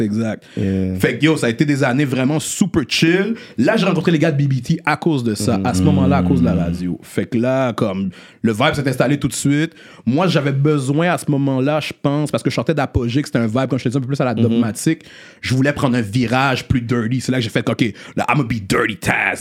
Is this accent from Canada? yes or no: yes; Montreal, Quebec, Canada; né à Montréal-Nord, grandi à Rivière